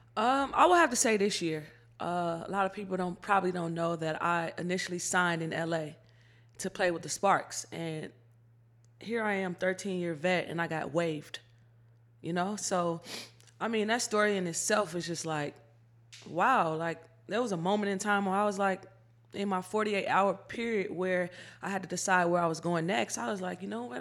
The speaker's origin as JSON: {"language": "English", "town": "Chicago", "region": "Illinois", "country": "United States", "tie": "born or raised there", "said": "growing up in Chicago"}